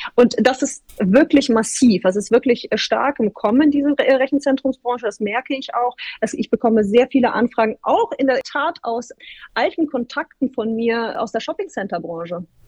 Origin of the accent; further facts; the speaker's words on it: Bremen, Germany; moved away as an adult; also born or lived in Hamburg; now in Frankfurt, Germany; ich bin aufgewachsen in Bremen